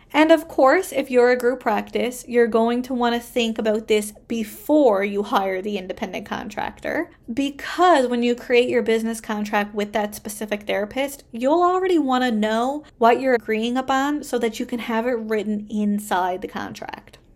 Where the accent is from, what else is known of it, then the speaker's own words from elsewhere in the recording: Canada; I am a Canadian social worker